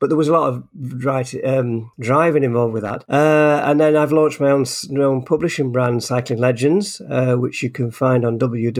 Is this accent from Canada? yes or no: no; Harworth, East Midlands, United Kingdom; born there; I was born in Harworth in North Nottinghamshire, and I've lived in a lot of different places